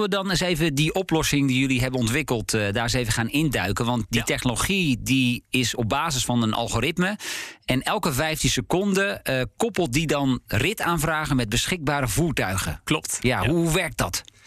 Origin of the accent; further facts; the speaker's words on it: Hensbroek, North Holland, Netherlands; ik van Hensbroek, waar ik ben geboren, naar Alkmaar